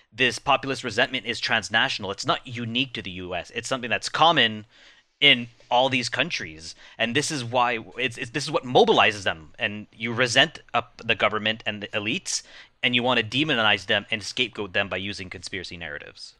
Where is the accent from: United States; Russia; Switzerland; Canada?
Canada; I'm Canadian